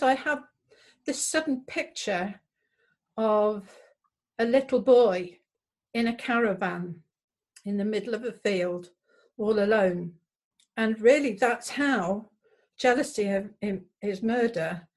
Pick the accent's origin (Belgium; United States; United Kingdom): United Kingdom; Cromer, East of England; moved away as an adult; also born or lived in Hereford; I was born and raised in Cromer in Norfolk, and I also lived in Hereford for a long time